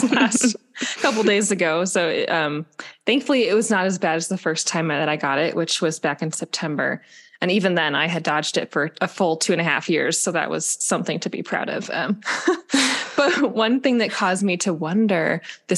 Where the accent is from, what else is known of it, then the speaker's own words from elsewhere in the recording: Midwest, United States; In the Midwest. I'm from the Midwest